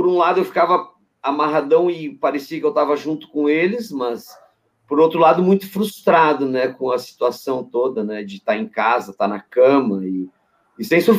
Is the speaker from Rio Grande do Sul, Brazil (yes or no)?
yes; Santa Rosa, Rio Grande do Sul, Brazil; also born or lived in Torres; eu morava no interior do Rio Grande do Sul, nasci lá em Santa Rosa, lá na fronteira, lá.